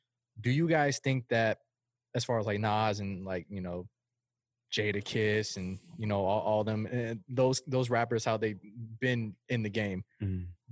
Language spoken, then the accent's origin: English; Florida, United States; I'm from Florida, so I love southern shit.